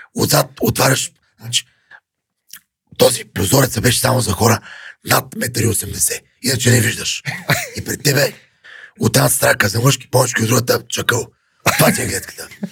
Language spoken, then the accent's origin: Bulgarian; Yambol, Yambol Province, Bulgaria; now in Sofia, Bulgaria; аз съм от Ямбол, гордея се, че съм от там